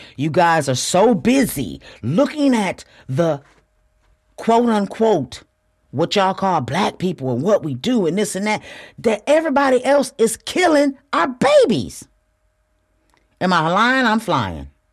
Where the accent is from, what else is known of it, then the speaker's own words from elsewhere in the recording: Flint, Michigan, United States; moved away as an adult; also born or lived in Houston, Texas; I'm from Flint, Michigan.